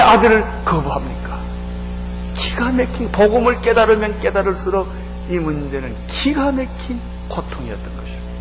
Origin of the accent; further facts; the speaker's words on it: South Korea; 우리 민족은